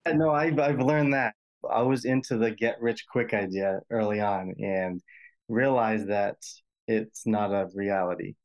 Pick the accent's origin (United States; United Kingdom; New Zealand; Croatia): United States; Rhode Island; accent: Rhode Island, distinct in the middle accent; I'm, I'm from Rhode Island